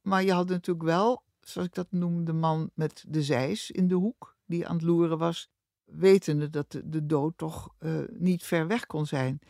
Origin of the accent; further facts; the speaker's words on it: Rotterdam, South Holland, Netherlands; Ik ben van 1943 geboren in Rotterdam. Hartje oorlog, hartje stad.